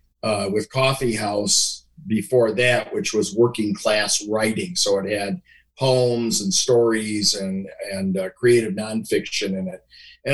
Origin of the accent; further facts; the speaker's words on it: St. Clair Shores, Michigan, United States; I'm from St. Clair Shores